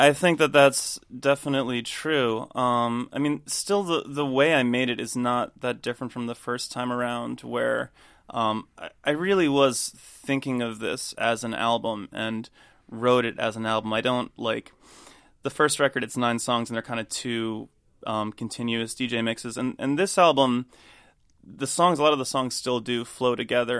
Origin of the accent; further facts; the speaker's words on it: United States; moved away as an adult; now in London, United Kingdom; I moved to London four years ago, and I've been an American living in London for that time